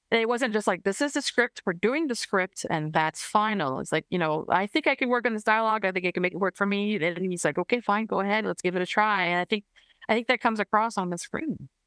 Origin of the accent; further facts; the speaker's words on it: Canada; I'm Canadian